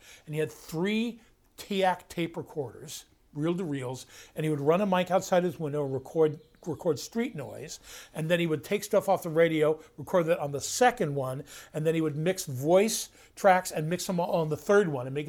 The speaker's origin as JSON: {"language": "English", "region": "Kansas", "country": "United States", "tie": "born or raised there", "said": "There's a guy I grew up with in Kansas"}